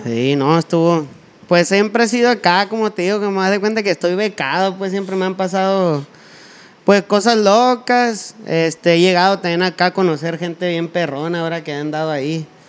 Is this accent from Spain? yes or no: no; Sonora, Mexico; yo soy acá norteño